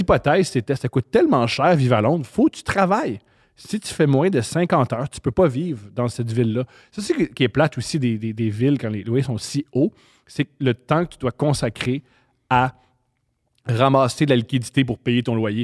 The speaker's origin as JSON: {"language": "French", "town": "Montreal", "region": "Quebec", "country": "Canada", "tie": "born or raised there", "said": "je suis, né à Montréal, j'ai grandi à Montréal et j'ai adoré mon enfance"}